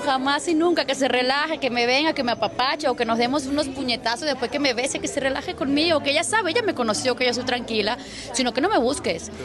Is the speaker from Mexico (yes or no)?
no; Venezuela; Yo soy venezolana